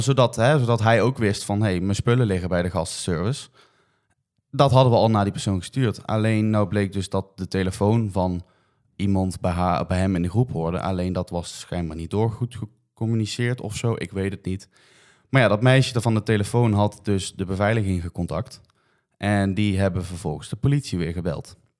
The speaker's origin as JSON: {"language": "Dutch", "country": "Netherlands", "said": "je bent als Nederlander toch in het buitenland"}